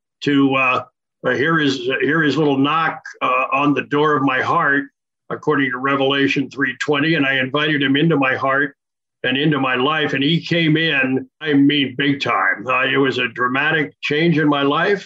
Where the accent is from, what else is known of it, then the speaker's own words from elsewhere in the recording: Wilmington, Delaware, United States; moved away as an adult; also born or lived in Winston-Salem, North Carolina / Spartanburg, South Carolina; now in Orlando, United States; I grew up in Wilmington, Delaware, and was a church-going kid